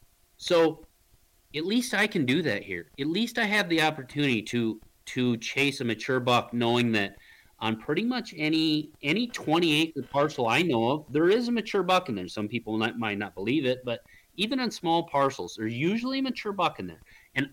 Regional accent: Michigan, United States; And where I grew up in Michigan, in all the states I hunted in between, Illinois, Kansas, Nebraska, Missouri, down the list.

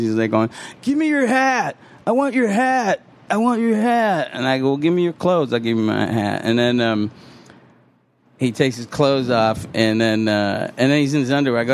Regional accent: Syracuse, New York, United States; moved away as an adult; also born or lived in Boston; my hometown of Syracuse

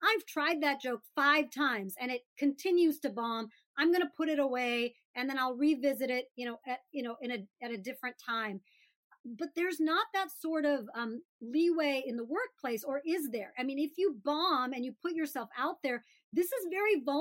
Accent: Birmingham, Alabama, United States; I grew up in Birmingham, Alabama

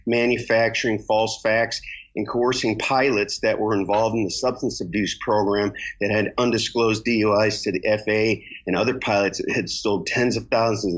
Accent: Michigan, United States; moved away as an adult; also born or lived in Oklahoma City / California; I'm originally from Michigan. I grew up there as a child, and then I went into the Air Force in 1980

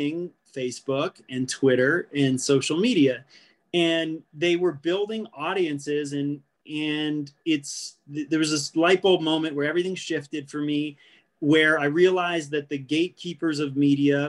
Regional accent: New England, United States; moved away as an adult; also born or lived in New Hampshire; now in Colorado, United States; My passion was writing and in particular skiing growing up in New England. And I had moved to Colorado

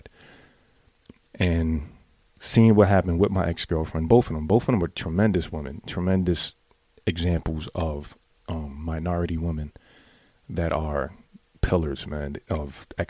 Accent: New York City, New York, United States; I grew up in the Bronx.

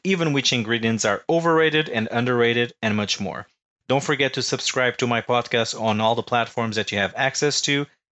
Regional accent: Portugal; moved away as an adult; now in Washington, D.C., United States; I'm originally from Portugal, and I've been living in the United States for the last 9 years

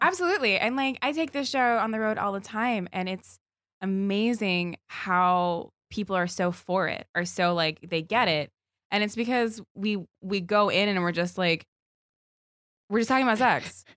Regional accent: Virginia, United States; I'm mostly from Virginia

